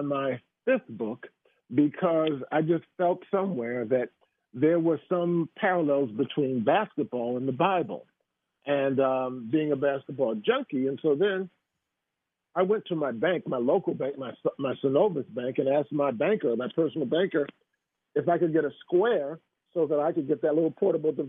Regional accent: Boston, Massachusetts, United States; I'm from Boston

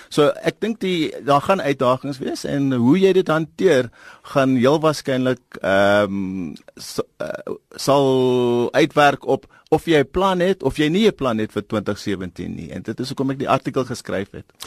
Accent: Eastern Cape, South Africa; ek kom van die Oos-Kaap

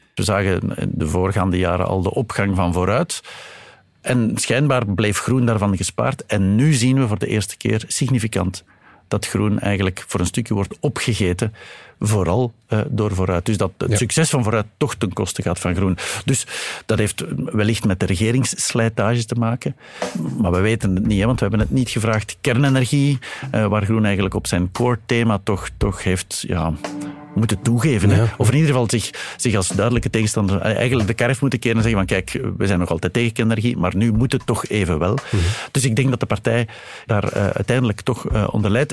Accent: Flanders, Belgium; bij ons in Vlaanderen

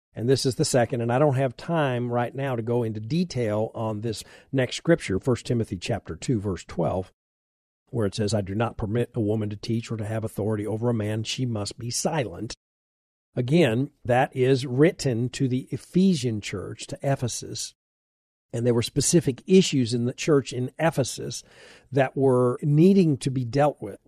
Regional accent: United States; I'm an American, I'm a Christian

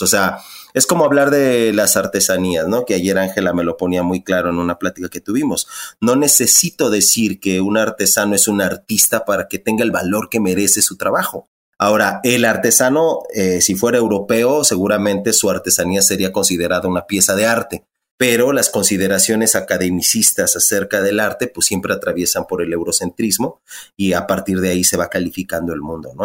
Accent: Ecatepec, State of Mexico, Mexico; me crié en Ecatepec, en Ecatepec, yo estudié en la UNAM

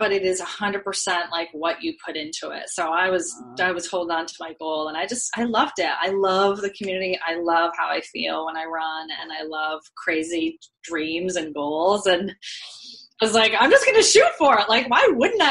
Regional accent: Vermont, United States; I grew up in Vermont

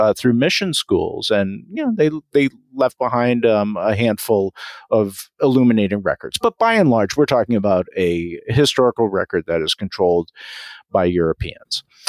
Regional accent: Massachusetts, United States; I was brought up in Massachusetts

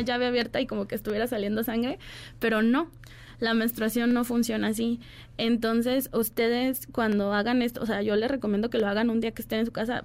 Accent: Guadalajara, Jalisco, Mexico; yo soy de Guadalajara

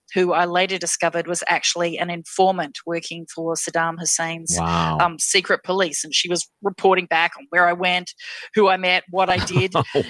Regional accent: Western Australia, Australia; also born or lived in Perth; I actually grew up in a variety of very small towns in Western Australia. I was born in Perth, but then my family moved every couple of years from small town to small town.

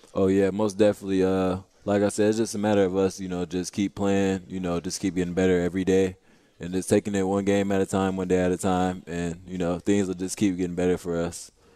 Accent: Rockford, Illinois, United States; now in St. Louis, United States; Rockford, Illinois

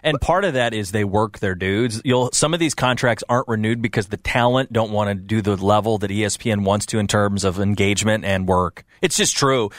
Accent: Midwest, United States; growing up in the Midwest

